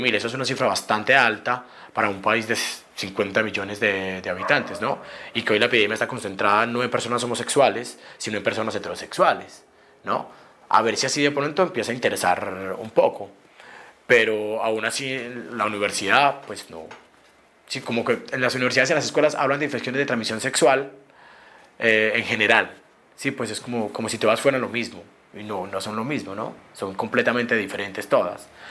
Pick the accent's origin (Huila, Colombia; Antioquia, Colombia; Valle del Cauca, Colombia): Antioquia, Colombia; Medellín; soy de Medellín, tengo 32 años